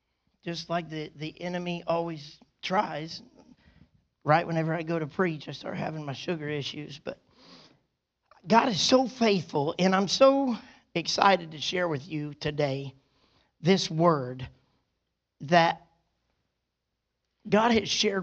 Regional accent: Bristow, United States; my hometown of Bristow

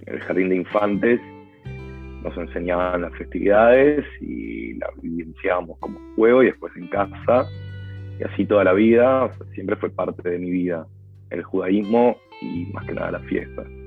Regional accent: Argentina; soy argentino

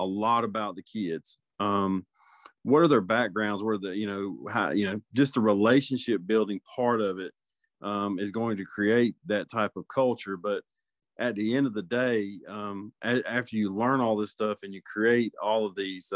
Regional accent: Middle Georgia, United States; moved away as an adult; also born or lived in Macon; now in North Carolina, United States; I'm originally from Middle Georgia, and I started my coaching career there and moved to North Carolina 14 years ago

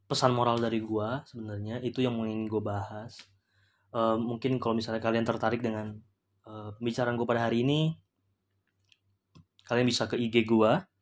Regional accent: Ambon, Maluku, Indonesia; bukan rasis ya gue karena gue juga Ambon uh, dia dari kampung gue

